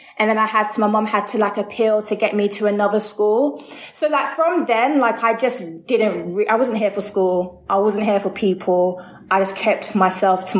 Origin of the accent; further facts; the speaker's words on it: London, United Kingdom; I always say I grew up in Ealing because whenever I say Greenford, people don't know Greenford, but it is in Ealing, the borough of Ealing